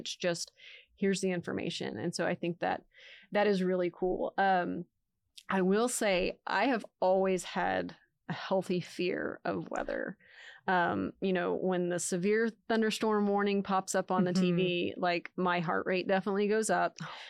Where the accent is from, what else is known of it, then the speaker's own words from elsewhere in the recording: Texas, United States; also born or lived in Dallas; So I grew up in North Central Texas. I went to UNT, as we talked about earlier, lived in Dallas for a really long time.